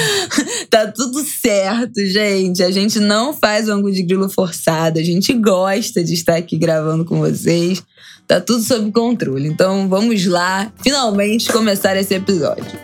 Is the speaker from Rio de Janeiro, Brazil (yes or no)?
yes; Rio de Janeiro, Brazil; accent: carioca; eu sou carioca.